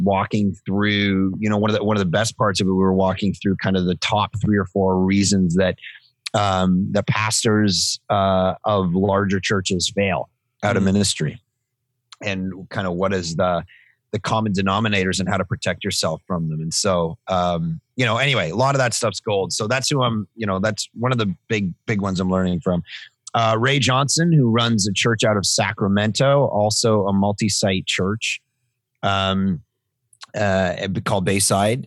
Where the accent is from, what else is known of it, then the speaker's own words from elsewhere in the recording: Toronto, Ontario, Canada; moved away as an adult; now in Vancouver, Canada; Born, born and raised in Toronto, and then uh, last 15 years in Vancouver.